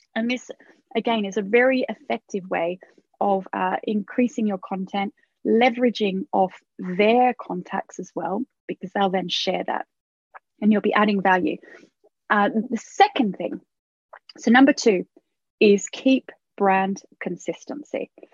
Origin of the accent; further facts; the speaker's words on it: Australia; now in United Kingdom; I was Australian, or I am Australian